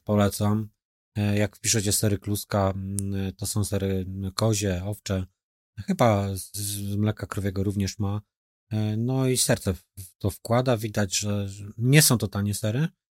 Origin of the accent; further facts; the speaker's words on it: Poznań, Greater Poland, Poland; my w Wielkopolsce też myślę, że taką e, przedsiębiorczość tutaj i gospodarność bym to nazwał, że mamy tą gospodarność e, jako, jako poznaniacy budowaną